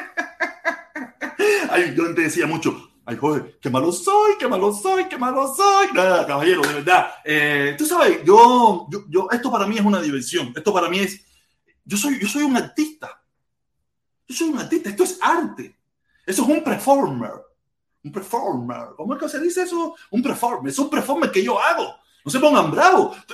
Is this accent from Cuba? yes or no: yes; Cuba; now in United States